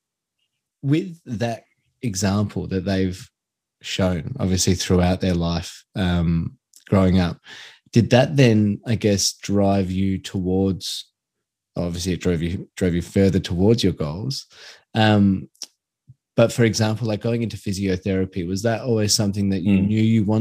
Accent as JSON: {"language": "English", "town": "Adelaide", "region": "South Australia", "country": "Australia", "tie": "born or raised there", "said": "I grew up in Athelstan, not too far from here"}